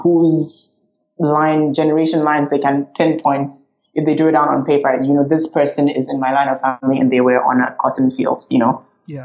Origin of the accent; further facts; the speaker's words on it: Ghana; also born or lived in France / United States; now in Mauritius; I'm originally from Ghana, which is the west on the west coast of Africa